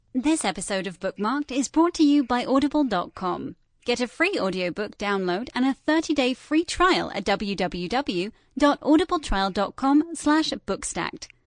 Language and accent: English; Australia; I'm from Australia